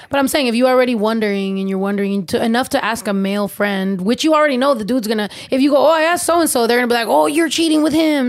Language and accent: English; San Diego, California, United States; also born or lived in San Jose, California; I was raised in San Diego